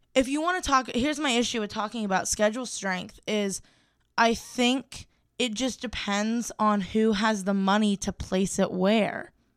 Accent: Ohio, United States; I'm from Ohio

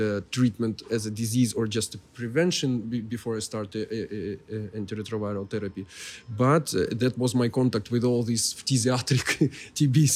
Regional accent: Kyiv, Ukraine; I'm Kievite, so I'm from Kiev originally

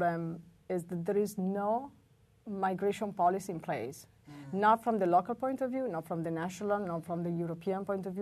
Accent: Italy; moved away as an adult; now in United States; we had lived in the United States for 15 years, but both were born and raised in Italy

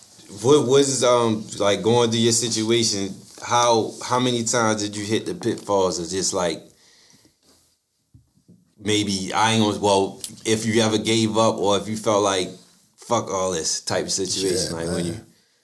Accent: Baltimore, Maryland, United States; he knew I was from Baltimore

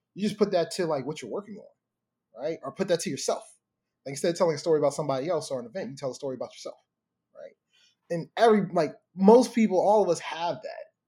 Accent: Baltimore, Maryland, United States; growing up in Baltimore

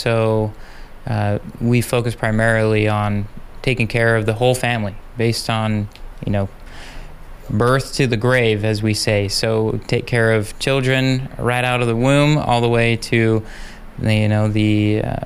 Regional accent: United States; moved away as an adult; also born or lived in Fort Gordon, Georgia / El Paso, Texas; now in Juneau, United States; I'm originally from Utah, Idaho area, and love the outdoors.

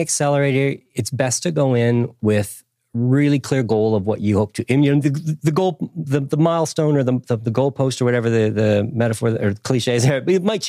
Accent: Canada; also born or lived in Nelson, New Zealand; Yeah, Canada. I grew up in Canada, but I lived in different parts of the country, everywhere from Quebec City, where I learned French, to went to university in Ottawa.

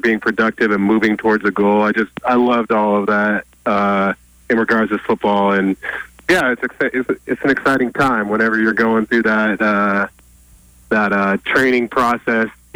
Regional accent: Oregon, United States; every kid growing up in Oregon

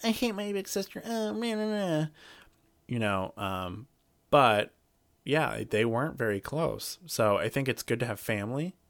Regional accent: Alaska, United States; I'm all from Alaska

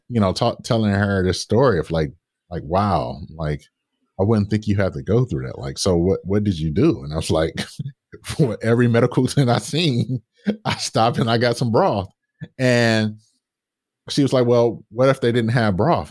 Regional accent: Detroit, Michigan, United States; growing up in Detroit

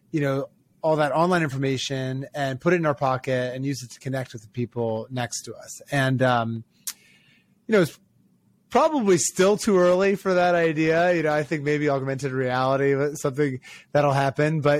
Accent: Ocean City, Maryland, United States; I grew up in Ocean City, Maryland

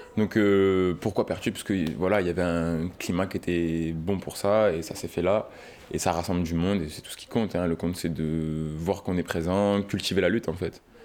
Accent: Marseille, Provence-Alpes-Côte d'Azur, France; now in Pertuis, France; Moi, je viens de Marseille. Mais là, je suis à je vis ici maintenant.

